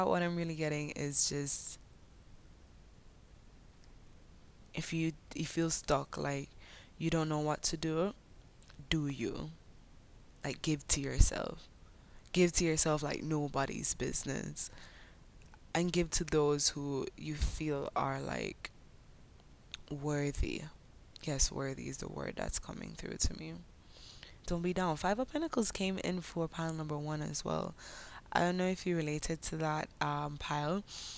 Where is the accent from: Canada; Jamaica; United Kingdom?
Jamaica; accent: Jamaican patois; first language English; My Jamaican patois